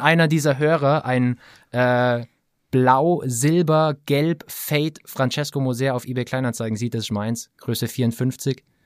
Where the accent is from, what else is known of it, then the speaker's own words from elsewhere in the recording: Allgäu, Bavaria, Germany; ich äh, gebürtiger Allgäuer bin